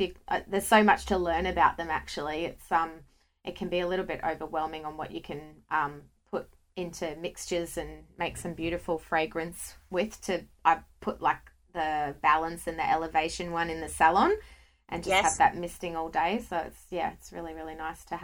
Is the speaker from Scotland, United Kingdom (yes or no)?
yes; Scotland, United Kingdom; I'm from Scotland. So being from the UK